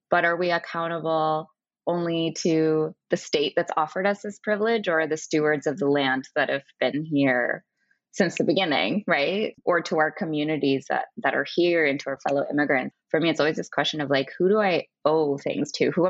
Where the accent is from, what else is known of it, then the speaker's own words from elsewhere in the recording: Canada; we talked a lot about our own relationship with being Canadian and some of the rosy depiction that we got from our parents in terms of being grateful.